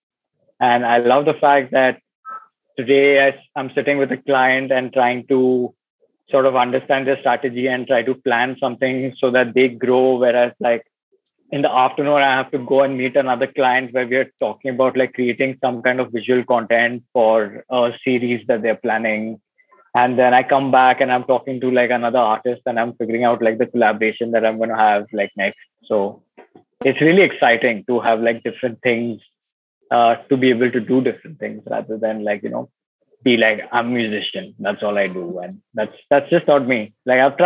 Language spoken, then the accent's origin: English; Mumbai, Maharashtra, India; I'm born and brought up in Bombay